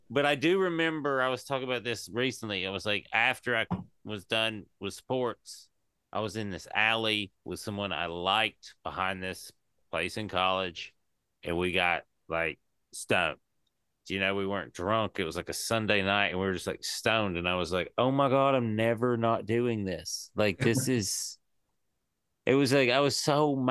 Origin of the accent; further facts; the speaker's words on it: East Tennessee, United States; moved away; I'm from East Tennessee, and I was taught